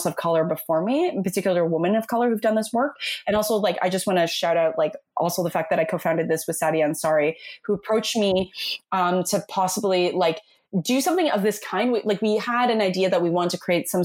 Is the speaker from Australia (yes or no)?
no; Toronto, Ontario, Canada; also born or lived in New York City, United States; I'm born and raised in Toronto